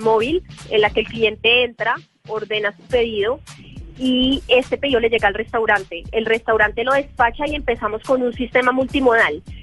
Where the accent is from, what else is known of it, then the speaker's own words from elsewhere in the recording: Colombia; Nosotros somos colombianos